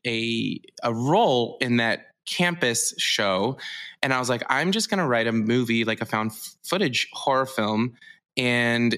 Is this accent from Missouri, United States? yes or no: yes; Missouri, United States; moved away; I'm from Missouri